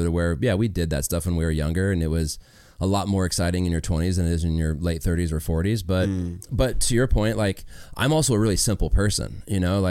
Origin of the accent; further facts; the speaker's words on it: Las Vegas, Nevada, United States; I grew up in Vegas